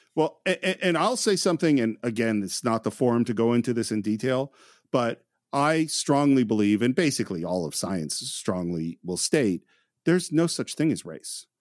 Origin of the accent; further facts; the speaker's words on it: Bay Area, California, United States; growing up in the Bay Area